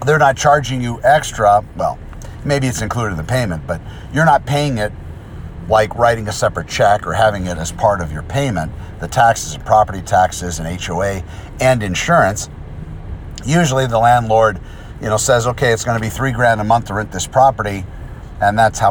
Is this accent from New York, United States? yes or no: no; New Mexico, United States; now in Southern California, United States; I'm from New Mexico.